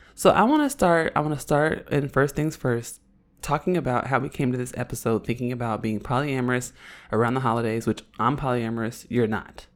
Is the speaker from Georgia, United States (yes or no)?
no; Oakland, California, United States; accent: Oakland accent; I'm from Oakland